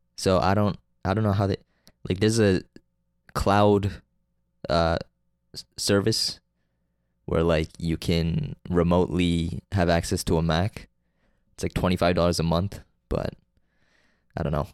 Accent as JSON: {"language": "English", "country": "Canada", "said": "I'm from Canada"}